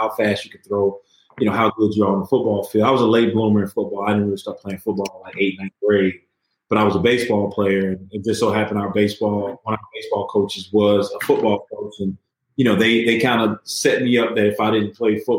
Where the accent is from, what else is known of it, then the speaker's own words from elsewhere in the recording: Moss Point, Mississippi, United States; growing up in Moss Point